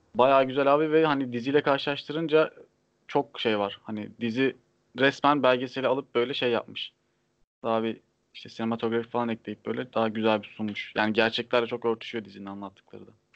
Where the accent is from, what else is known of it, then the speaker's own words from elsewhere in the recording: Trabzon, Turkey; Trabzonlu olduğum için